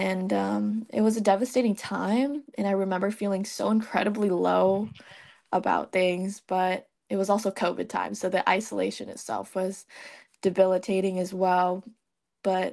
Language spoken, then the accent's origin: English; Vietnam; now in United States; I'm from Vietnam. I grew up there, and I was born and raised there. So I didn't move into the United States